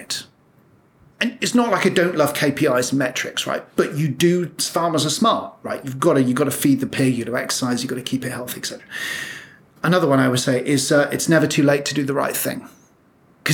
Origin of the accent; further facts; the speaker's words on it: Birmingham, West Midlands, United Kingdom; I'm a lad from Birmingham